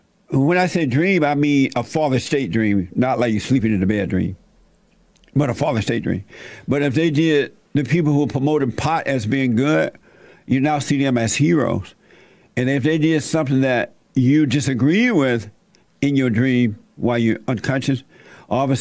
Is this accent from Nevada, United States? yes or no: no; Alabama, United States; I was born in Alabama, raised on a plantation